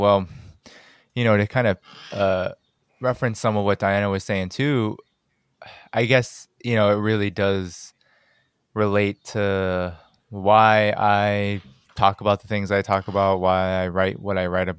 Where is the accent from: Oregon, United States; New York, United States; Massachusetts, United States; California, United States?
Massachusetts, United States; Cambridge; No, I grew up in Cambridge, Massachusetts, technically usually seen as a very sort of bourgeois, academic, very small city, but I grew up closer to Boston. There are very clear working class pockets in Cambridge, and I'm from one of them.